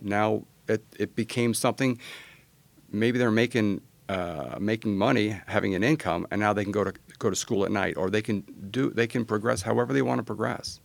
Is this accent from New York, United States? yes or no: yes; New York, United States; also born or lived in Virginia / San Antonio, Texas; now in Austin, United States; I was born in New York